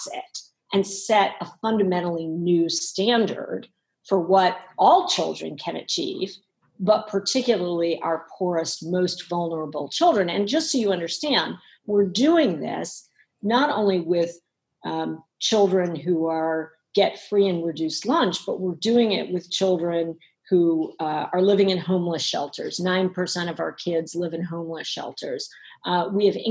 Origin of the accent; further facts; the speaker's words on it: New York City, New York, United States; As a child, I grew up in Harlem